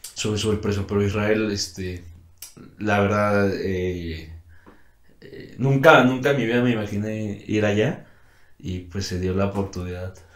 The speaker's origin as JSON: {"language": "Spanish", "country": "Mexico", "also_born_or_lived": "Santander, Spain / Brazil", "said": "yo como mexicano quisiera hacerlo en mi país"}